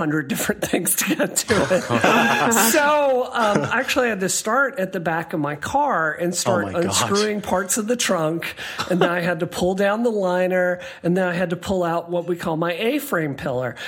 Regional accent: Mississippi, United States; moved away; growing up in Mississippi, like, my dad showed me to do this, how to do this, I think, when I was 7 years old

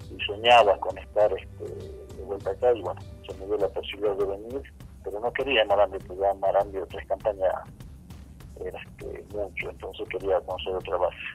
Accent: Salta, Argentina; also born or lived in Morón / Comodoro Rivadavia / Orán; En el año 2003 regresé eh, a mi provincia, pero no a Salta Capital, sino a la ciudad de Orán, San Ramón de la Nueva Orán. Y en el año 2007, 2008 me salió el paso de Salta Capital

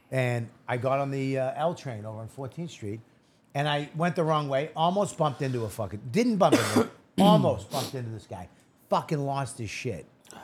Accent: Boston, Massachusetts, United States; I'm from Boston.

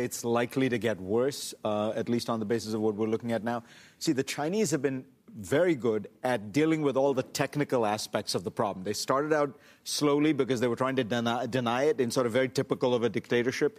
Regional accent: India; moved away; I grew up in India

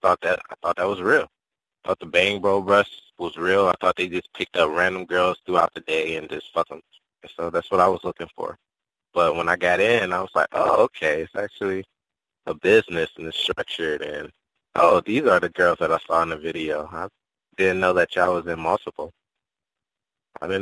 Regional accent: Cleveland, Ohio, United States; I'm from Cleveland. I grew up in Miles Heights and did my childhood in that area

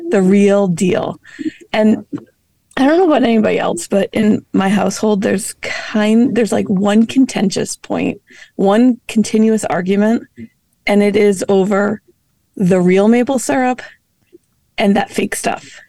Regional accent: New England, United States; moved away; I grew up in New England

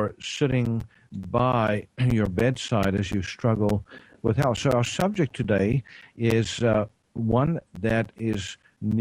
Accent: South Africa; now in Tyler, United States; I'm from East Texas, well, not originally, originally from South Africa, but I practice integrative medicine here in East Texas, Tyler, Texas

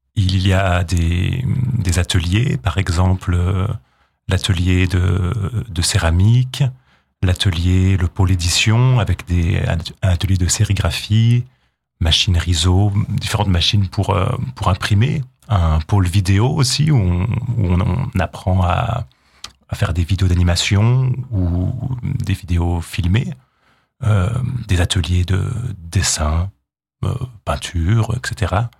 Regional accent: Jura, Bourgogne-Franche-Comté, France; also born or lived in Hautes-Vosges; now in Vosges, France; Je viens du, du Jura

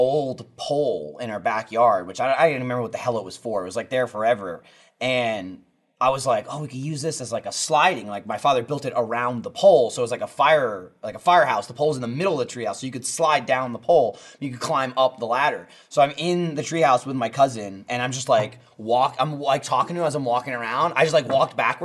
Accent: New Jersey, United States; we grew up in Jersey.

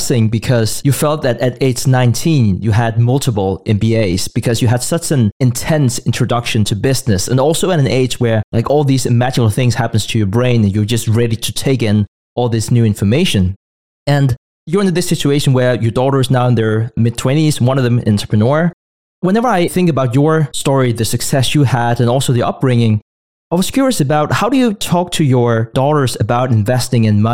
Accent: Denmark; growing up in Denmark

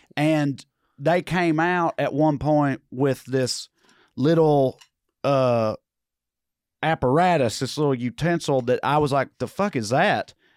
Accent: Salina, Kansas, United States; I'm fucking trash from Salina

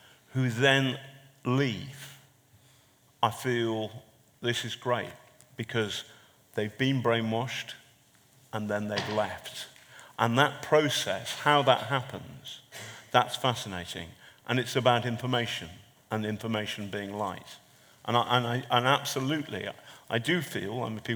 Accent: England, United Kingdom; I've got an Irish surname and I drink Irish whiskey, but I'm English

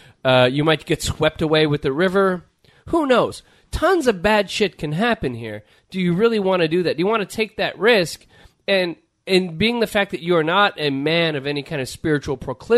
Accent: Los Angeles, California, United States; growing up in the greater L.A. area.

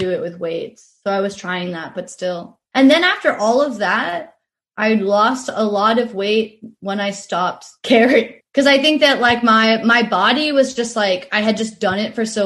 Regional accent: Eugene, Oregon, United States; moved away as an adult; my whole life growing up in the Pacific Northwest

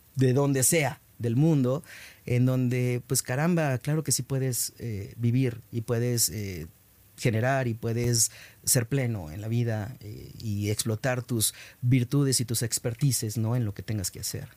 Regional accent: Mexico; en mi país

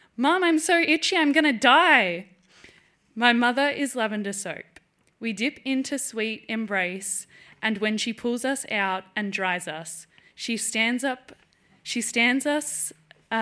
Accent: Melbourne, Victoria, Australia; I'm from Melbourne in Australia

